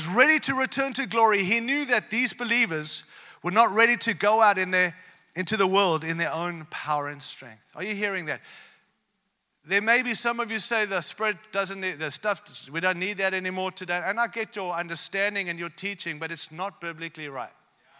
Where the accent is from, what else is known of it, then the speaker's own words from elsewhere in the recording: Zimbabwe; born there; also born or lived in South Africa / Australia; I was born in Africa, like not South Africa, real Africa, all right? Real Africa, Zimbabwe, all right? And then I lived in South Africa and then I moved to Australia.